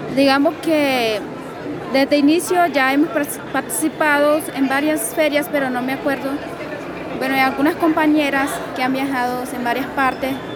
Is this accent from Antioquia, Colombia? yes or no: no; Santa Marta, Magdalena, Colombia; Vengo de Santa Marta, Magdalena, de la Sierra Nevada de Santa Marta